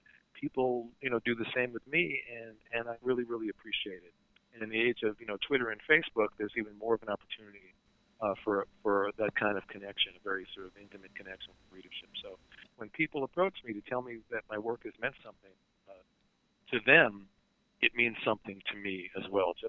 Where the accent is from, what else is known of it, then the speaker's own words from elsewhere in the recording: Brooklyn, New York, United States; You know, I'm from Brooklyn.